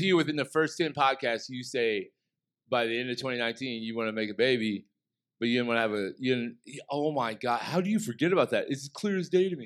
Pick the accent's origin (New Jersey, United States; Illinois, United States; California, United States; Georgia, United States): Illinois, United States; Southern; growing up in Southern Illinois